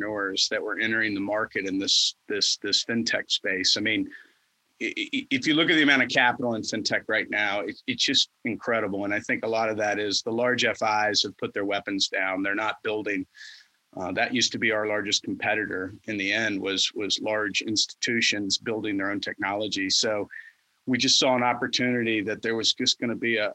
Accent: the South, United States; As a Southerner

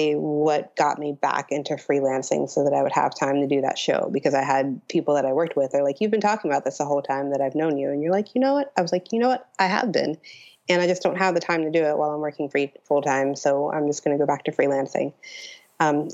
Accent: Pittsburgh, Pennsylvania, United States; growing up in Pittsburgh, like, Pittsburgh has a good art scene

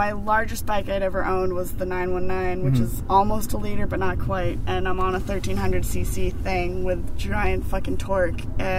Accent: Berkeley, California, United States; now in San Francisco, United States; I live in San Francisco, but I'm from Berkeley originally.

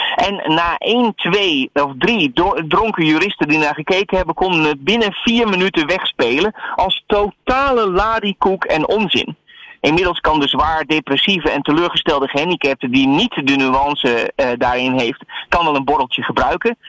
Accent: Netherlands

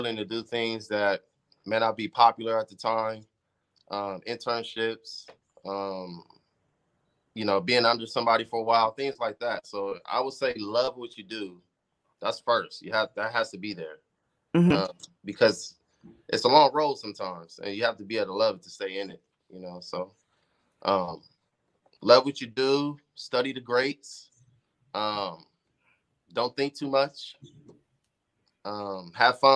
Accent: Compton, California, United States; growing up in Compton

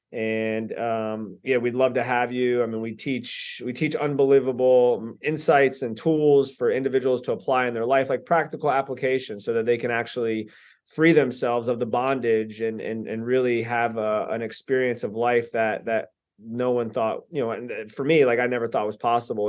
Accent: Lantana, Florida, United States; also born or lived in Boynton Beach, Florida / Delray Beach, Florida; I grew up in Lantana, Lake Worth area

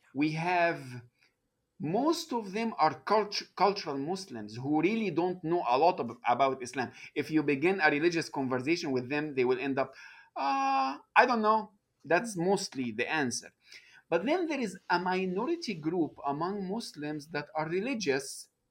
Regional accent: Egypt; moved away as an adult; now in United States; I, uh, was born and raised in Egypt

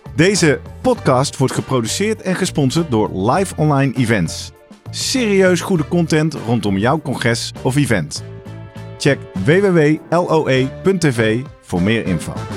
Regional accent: Netherlands; als Nederlanders

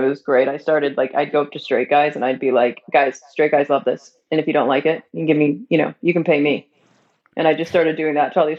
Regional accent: Southern United States, United States; accent: Southern; I'm a Southern gay. I feel like now just being around y'all, like my Southern accent's coming out.

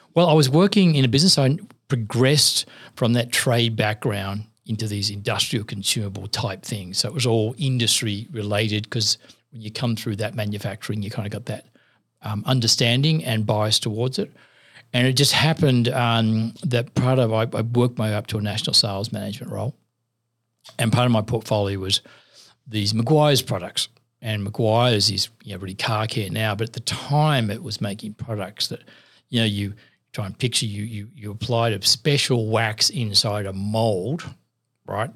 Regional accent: Sydney, New South Wales, Australia; I grew up in Maryland, South near Parramatta

